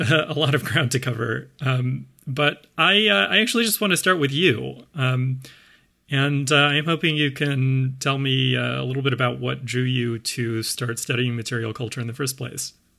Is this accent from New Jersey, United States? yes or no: no; Sewanee, Tennessee, United States; Suwanee also happens to be my hometown.